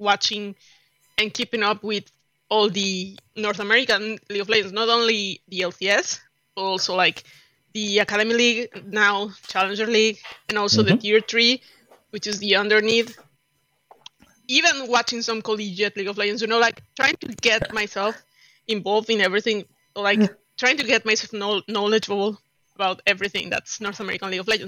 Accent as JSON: {"language": "English", "country": "Mexico", "said": "I am from Mexico"}